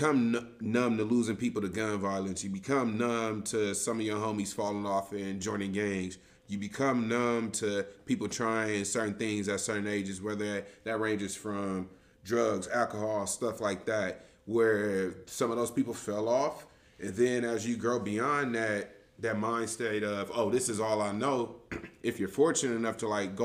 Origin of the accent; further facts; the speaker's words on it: Los Angeles, California, United States; growing up in the Crenshaw community ever since a kid, since I was born. I mean, I've always stayed in the Crenshaw